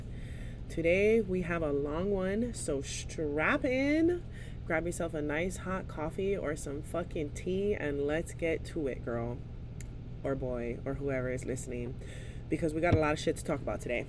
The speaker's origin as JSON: {"language": "English", "region": "Hawaii", "country": "United States", "said": "as a Hawaiian, as a mother, as a business owner, as a cultural practitioner"}